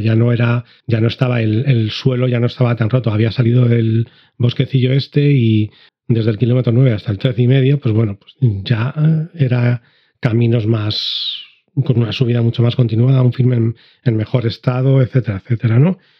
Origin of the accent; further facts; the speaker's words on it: Madrid, Community of Madrid, Spain; moved away; also born or lived in Andalusia; soy de Madrid